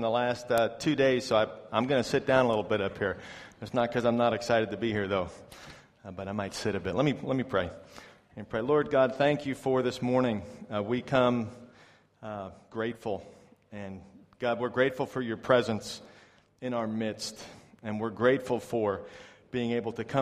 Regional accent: New York, United States; moved away as an adult; also born or lived in Florida; now in China; I'm from New York in America where we don't really have snakes, but I lived for a long time in Florida.

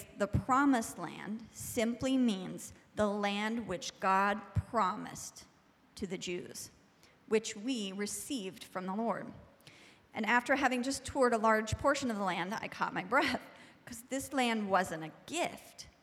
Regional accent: United States; as an American

